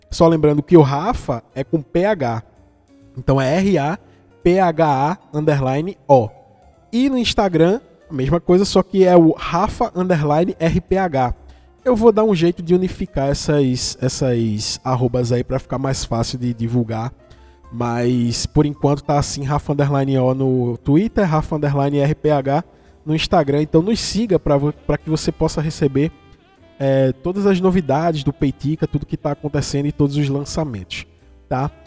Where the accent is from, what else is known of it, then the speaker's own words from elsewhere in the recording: Vitória de Santo Antão, Pernambuco, Brazil; pernambucano do interior de Pernambuco, de Vitória de Santo Antão, que aliás tem uma música de … que homenageia a minha cidade.